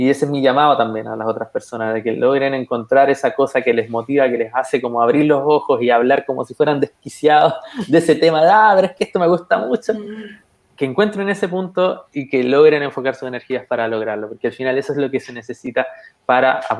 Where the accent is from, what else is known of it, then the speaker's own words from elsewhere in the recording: Chile; ¿por qué yo que tengo las mismas características, que soy como común chileno, significa que también yo puedo hacerlo?